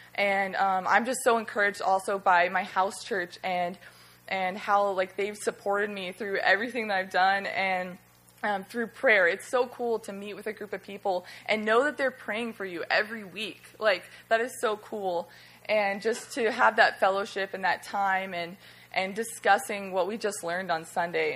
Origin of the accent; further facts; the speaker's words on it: Alaska, United States; now in Florida, United States; I'm from Alaska